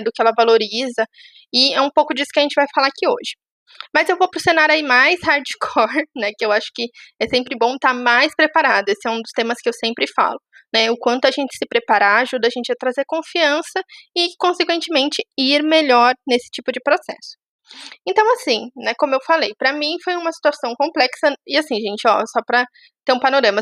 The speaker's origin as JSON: {"language": "Portuguese", "area": "Itu", "region": "interior of São Paulo", "country": "Brazil", "moved": "as an adult", "lives_now": "São Paulo, Brazil", "said": "moro em São Paulo, sou de Tu, uma cidade do interior de São Paulo."}